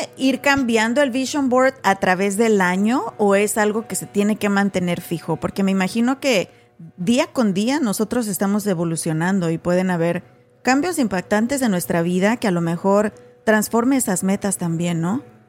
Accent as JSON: {"language": "Spanish", "country": "Mexico", "moved": "yes", "lives_now": "United States", "said": "nosotras venimos de México también"}